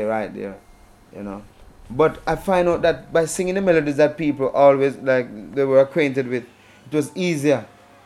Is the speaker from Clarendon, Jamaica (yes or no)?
no; Manchester Parish, Jamaica